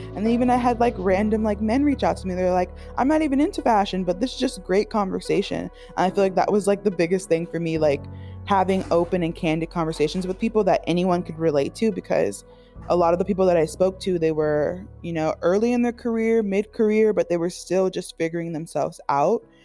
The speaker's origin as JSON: {"language": "English", "town": "Miami", "region": "Florida", "country": "United States", "tie": "born or raised there", "moved": "yes", "said": "I grew up in Miami, so everything is very, like, beachy and fun, flowy"}